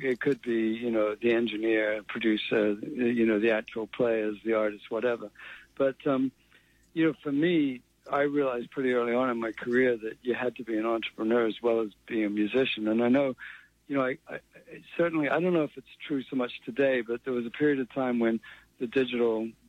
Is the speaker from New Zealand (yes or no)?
yes; New Zealand; moved away as an adult; also born or lived in England / Boston, United States / United Kingdom; I was born in England. I grew up in New Zealand. We emigrated to New Zealand when I was 9.